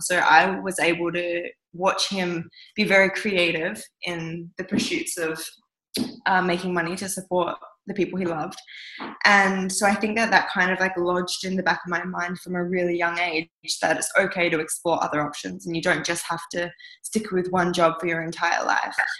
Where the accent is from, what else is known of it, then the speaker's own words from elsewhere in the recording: southwest of Western Australia, Australia; also born or lived in Kimberley, Western Australia; I was born up in the Kimberley of Western Australia and I was the first Western baby to be ever born in that community. Um, it was an Indigenous community up there, and my parents were teaching at the school. And then, after a few years of living up there, we moved down south, and I grew up mostly in the southwest of Western Australia.